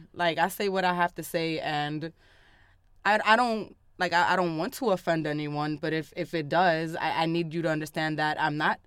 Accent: New York City, New York, United States; I come, right, from an impoverished neighborhood. I'm from Harlem

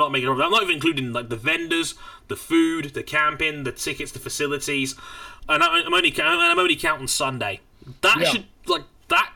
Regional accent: United Kingdom; a British citizen

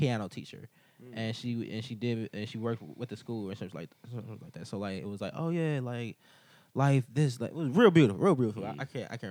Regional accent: Cleveland, Ohio, United States; I grew up in Cleveland

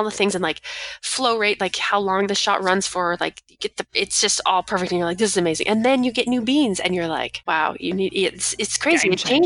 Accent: Vernon, British Columbia, Canada; also born or lived in Victoria, British Columbia; back home in Vernon, because we're both from Vernon, British Columbia

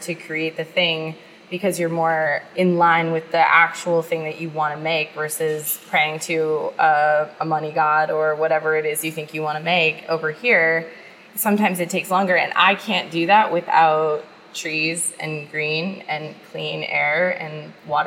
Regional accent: United States; moved away; I come from the East Coast Midwest, and like, that's the world that I grew up

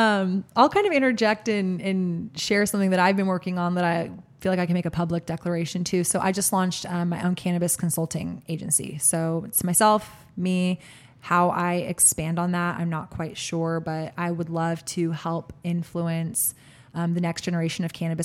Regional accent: Austin, Texas, United States; My heart goes out as a food blogger, as an Austinite, as a Texan, as a citizen of this world.

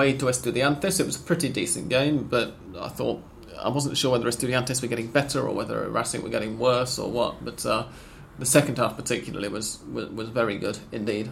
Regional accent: England, United Kingdom; We're British. I'm English

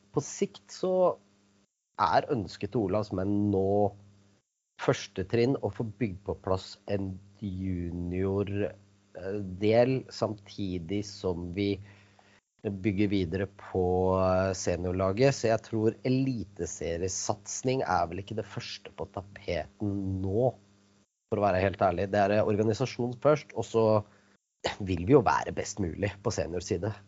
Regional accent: Kolbotn, Akershus, Norway; moved away as an adult; now in Moss, Norway; jeg er født og oppvokst på Kolbotn

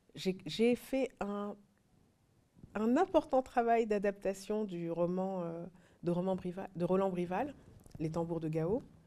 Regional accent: France; also born or lived in Mali; j'ai grandi en France

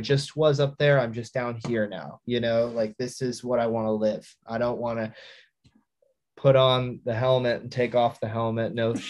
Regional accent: Midwest, United States; Like I'm from the Midwest, I'm not even cool, you know what I mean?

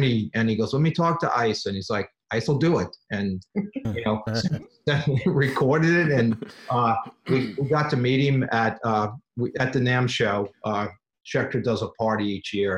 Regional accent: New Orleans, Louisiana, United States; now in Los Angeles, United States; I grew up in New Orleans

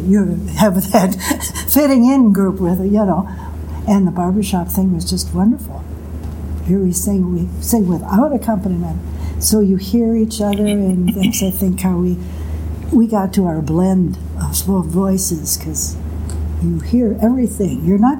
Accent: Sheboygan, Wisconsin, United States; I'm in Sheboygan.

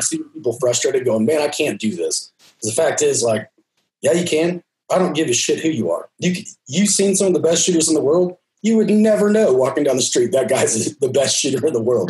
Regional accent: Texas, United States; I'm from Texas

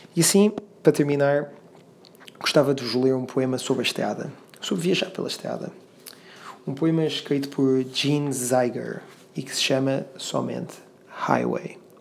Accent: Lisbon, Portugal; regressar à minha terra, que é Lisboa

